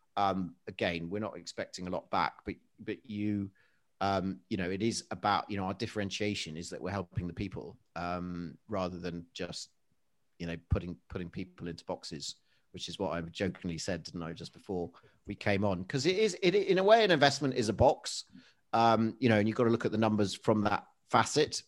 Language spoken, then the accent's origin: English; Leicester, East Midlands, United Kingdom; I'm originally from Leicestershire. I was born in Leicester.